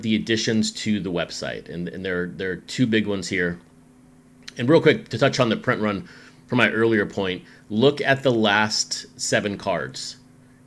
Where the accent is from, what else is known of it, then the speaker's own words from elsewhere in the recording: West Texas, United States; also born or lived in Chattanooga, Tennessee; now in Seattle, United States; Growing up in West Texas, obviously the desert heat, and then living some of my adult life in Chattanooga, Tennessee